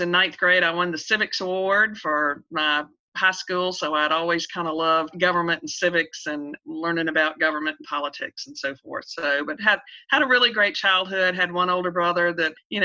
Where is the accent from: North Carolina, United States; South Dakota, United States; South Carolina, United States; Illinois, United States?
South Carolina, United States; Beaufort; I was born in Beaufort, South Carolina, which is where my home is, down on the coast, beautiful little low country town.